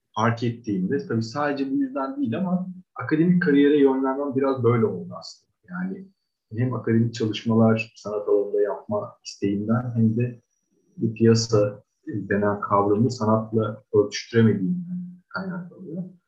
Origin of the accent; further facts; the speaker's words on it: Istanbul, Turkey; 1982 yılında İstanbul'da doğdum.